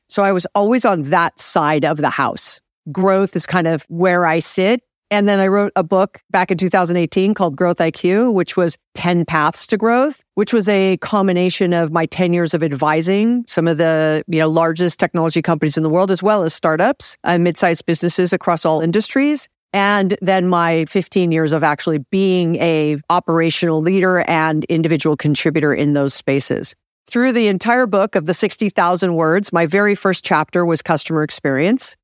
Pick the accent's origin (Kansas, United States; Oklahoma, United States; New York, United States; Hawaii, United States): Hawaii, United States; now in Los Angeles, United States; I'm from Hawaii